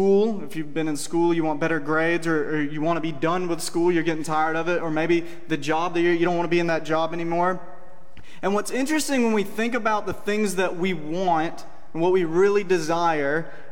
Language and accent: English; Cordele, Georgia, United States; moved away; I grew up in Cordial, Georgia, down in South Georgia